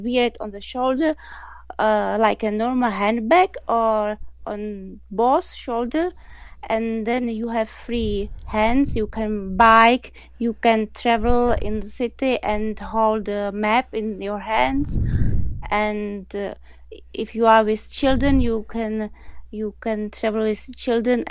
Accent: Prague, Czechia; English is a second language; now in Nuremberg, Germany; I'm from Prague in Czech Republic. And now I live in Germany, in Nuremberg.

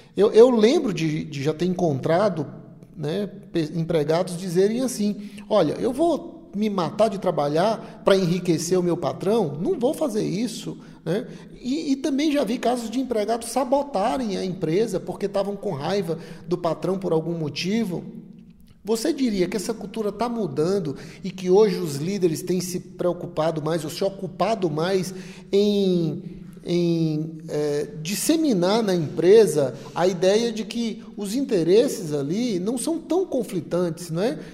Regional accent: Ceará, Brazil; nós que somos aqui do Nordeste, especialmente aqui no Ceará também

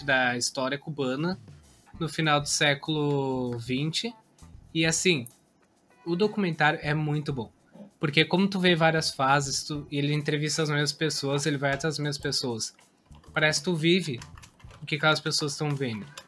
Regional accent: Caxias do Sul, Rio Grande do Sul, Brazil; eu sou de Caxias do Sul, lá tem muitas empresas grandes

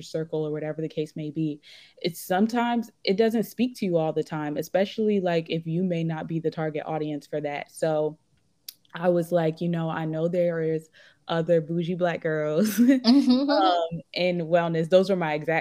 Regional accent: New Jersey, United States; moved away as an adult; now in Los Angeles, United States; I'm from Jersey

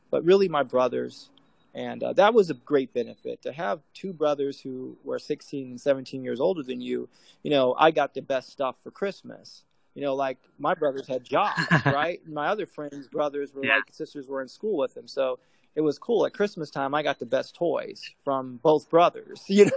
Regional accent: Chicago, Illinois, United States; I grew up in Chicago

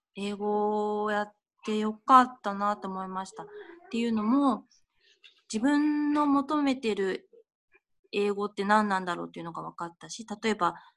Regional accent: Kawagoe, Saitama, Japan; 私も川越出身で、

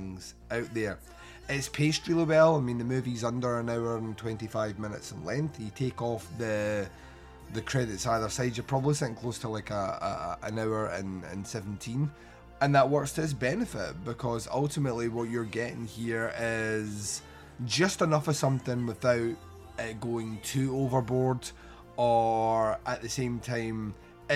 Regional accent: Scotland, United Kingdom; I am Scottish

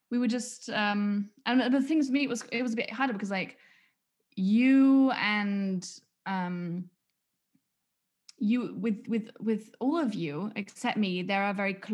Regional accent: England, United Kingdom; why would I do English homework? I'm English.

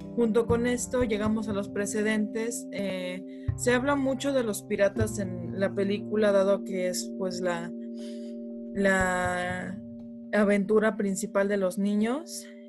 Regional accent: Mexico City, Mexico; also born or lived in Monterrey; cuando era muy, muy chica vivíamos en Monterrey, luego nos mudamos aquí a la Ciudad de México y de aquí hemos cambiado

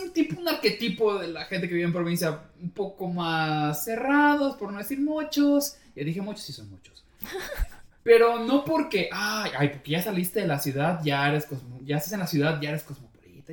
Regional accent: Mérida, Yucatán, Mexico; accent: Yucatecan; now in Mexico City, Mexico; yo soy de Mérida y pues creo que no se había notado como acento

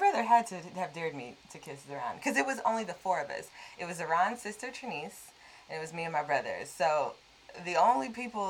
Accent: Los Angeles, California, United States; moved away as an adult; now in New York, United States; In case you don't know, we live in New York. We live and work in New York, but we are both born and raised in Los Angeles. And so during this quarantine time of safer at home, we're in LA and living in my parents' house.

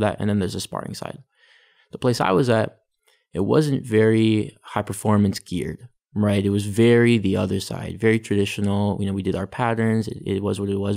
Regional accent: Richmond Hill, Ontario, Canada; also born or lived in Vancouver; my parents moved to, um, to Richmond Hill. So that's where I grew up. I grew up in Richmond Hill.

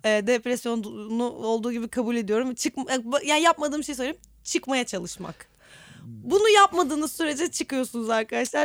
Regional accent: Istanbul, Turkey; Ben İstanbulluyum ve ait hissediyorum

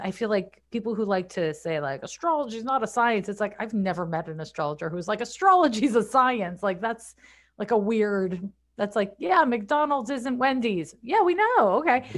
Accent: Montreal, Quebec, Canada; moved away as an adult; also born or lived in San Francisco; I'm from Montreal, I moved to San Francisco in nineteen ninety-four

